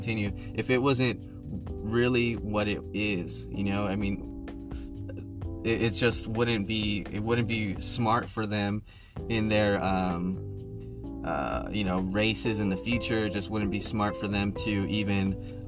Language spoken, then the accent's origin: English; United States; we're American, guys, remember that. You know, we are blessed to be born in this nation